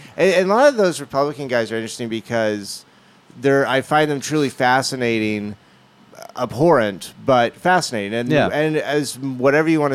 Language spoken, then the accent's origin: English; Orange Park, Florida, United States; also born or lived in Texas; I grew up right outside Jackson, this town called Orange Park. And I was born in Texas, moved but grew up mainly in Northeast Florida.